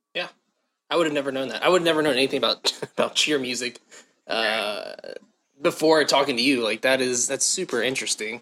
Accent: Southern Ohio, United States; also born or lived in Baltimore, Maryland; grew up in Ohio, Southern Ohio

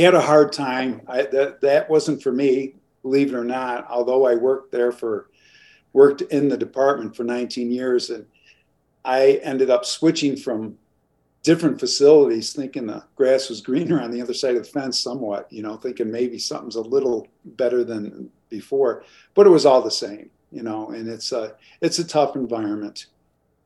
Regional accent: New York, United States; I come from New York. I was born into a large family of seven kids

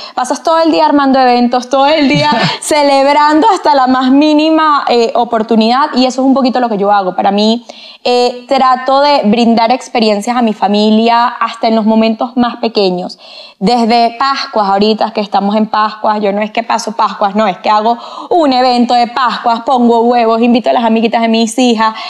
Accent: Venezuela; moved away as an adult; now in Colombia; Soy venezolana.

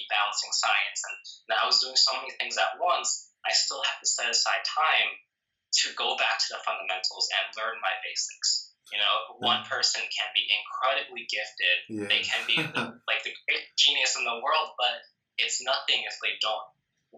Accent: New Jersey, United States; I've lived in New Jersey all my life

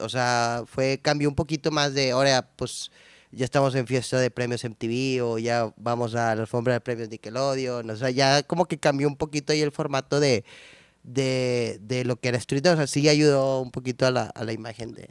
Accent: San Nicolás de los Garza, Nuevo León, Mexico; soy de San Nico, toda la vida he vivido ahí, todavía vivo ahí, entonces, de San Nico

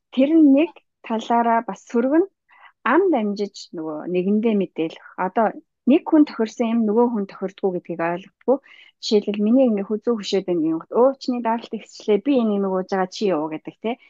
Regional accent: Mongolia; moved away as an adult; now in Sydney, Australia

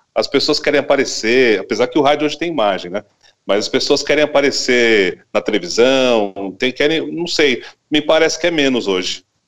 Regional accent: São Paulo, Brazil; now in São Gonçalo do Sapucaí, Brazil; Eu nasci em São, eu nasci em São Paulo, São Paulo. E, e, minha família toda é de São Paulo

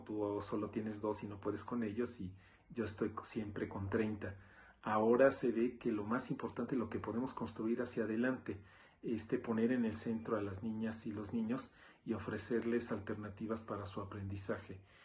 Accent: Mexico; Me siento muy orgulloso de mi país porque en México ante la adversidad nos crecemos

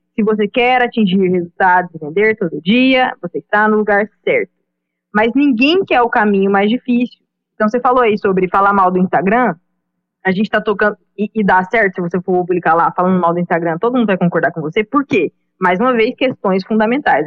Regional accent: Goiânia, Goiás, Brazil; moved away as an adult; now in Recife, Brazil; eu sou natural de Goiânia

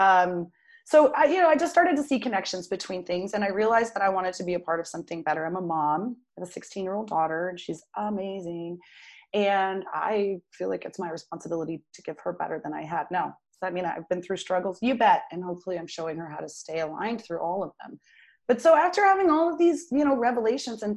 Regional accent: Durango, Colorado, United States; also born or lived in Arizona; I was born in Arizona and spent most of my, you know, growing up, the place that I really call home, which who knows what that is anymore, is Durango, Colorado

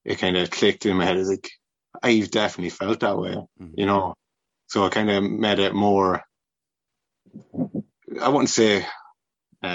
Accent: Rochfortbridge, Westmeath, Ireland; also born or lived in Kinnegad / Milltownpass / Athlone; I was pretty much born and raised in Rochabridge

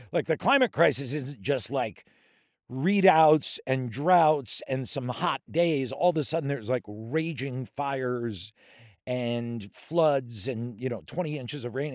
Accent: Philadelphia, Pennsylvania, United States; also born or lived in Denver, Colorado / Worcester, Massachusetts; So then I, I lived in Worcester till around fourth, fifth grade, and then I grew up outside Philadelphia

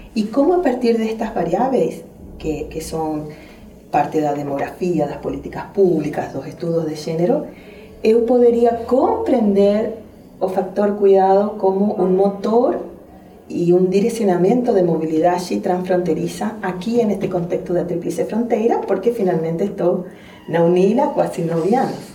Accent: Argentina; accent: strong Argentine; moved away as an adult; also born or lived in Spain; now in Brazil; vou falar com um forte sotaque argentino

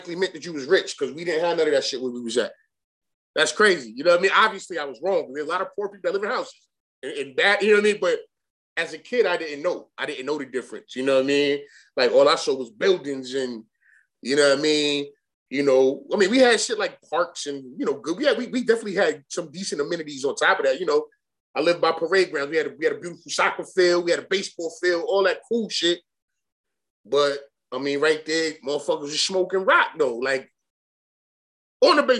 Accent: New York City, New York, United States; Born and raised in Bed-Stuy, live in Bed-Stuy

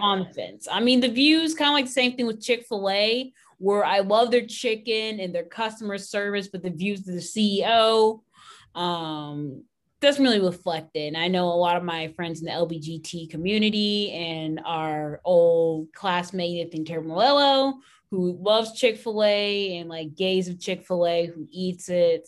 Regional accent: Canada; now in Texas, United States; where I grew up in Canada

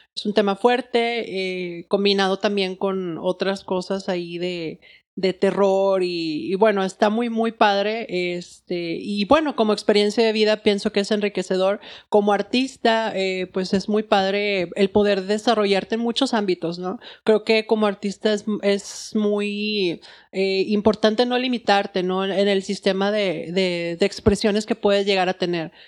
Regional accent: Monterrey, Nuevo León, Mexico; soy artista de Monterrey

